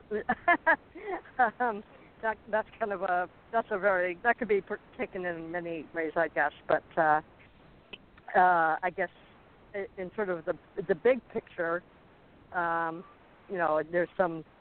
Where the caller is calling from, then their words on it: Arizona, United States; … in Arizona.